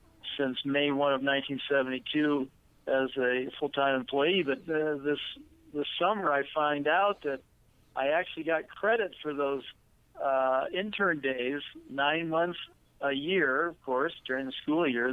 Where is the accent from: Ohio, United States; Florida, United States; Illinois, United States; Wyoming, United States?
Wyoming, United States; I love the state of Wyoming. It's my home state